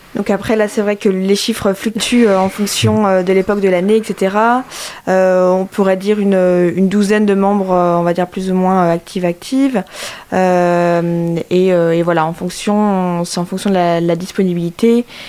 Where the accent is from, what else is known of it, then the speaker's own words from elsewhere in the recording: Brittany, France; moved away as an adult; now in Angers, France; je suis originaire de Bretagne